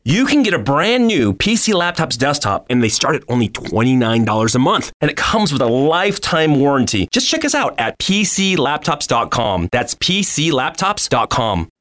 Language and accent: English; Tulsa, Oklahoma, United States; moved away as an adult; also born or lived in Provo, Utah / Ventura, California / Midwest; now in Ephraim, United States; when I was seven, we moved to Tulsa, Oklahoma, and I spent the rest of my growing years in Oklahoma